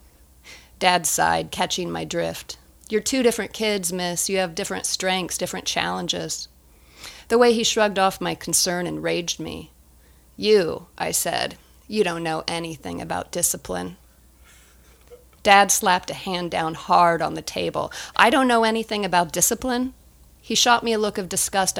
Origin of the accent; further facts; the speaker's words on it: Indiana, United States; growing up in Indiana